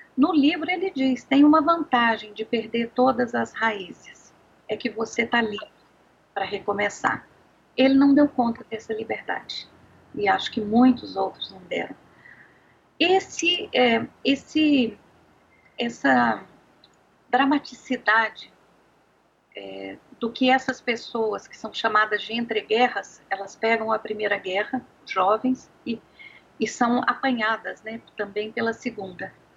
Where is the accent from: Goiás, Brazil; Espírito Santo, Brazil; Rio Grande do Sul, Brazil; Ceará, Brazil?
Goiás, Brazil; Anápolis; eu sou uma goiana, nasci em Anápolis, numa cidade aqui perto de Brasília